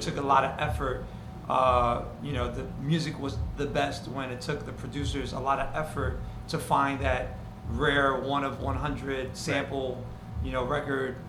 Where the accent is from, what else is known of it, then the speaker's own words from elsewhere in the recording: New York City, New York, United States; I grew up on the Upper West Side on 97th Street